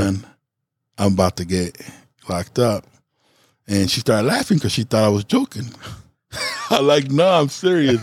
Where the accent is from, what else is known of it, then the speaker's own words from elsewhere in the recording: Chicago, Illinois, United States; I'm not from here. I'm from Chicago.